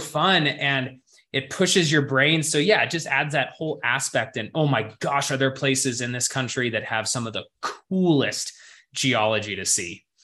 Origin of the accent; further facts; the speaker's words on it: Montana, United States; growing up in Montana, it was something to where, you know, really good hiking trails were only 10, 15 minutes away from my front door.